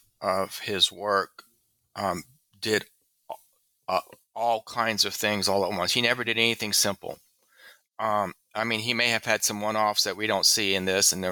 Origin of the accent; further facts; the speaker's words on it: Southern United States, United States; because I'm a Southerner, it also maybe I have a prejudice for that accessibility. He was speaking language that was natural to me